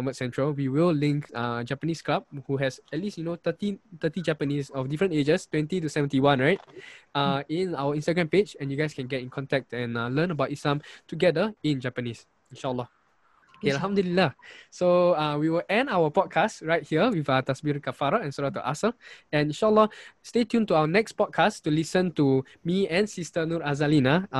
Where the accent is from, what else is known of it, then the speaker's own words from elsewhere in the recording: Singapore; I was so lucky to be brought up in Singapore as a Chinese.